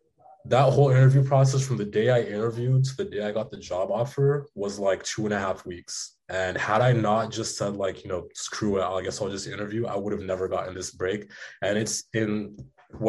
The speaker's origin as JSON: {"language": "English", "country": "Kenya", "said": "You know, me as my family, I came from Kenya. It's been a hard life."}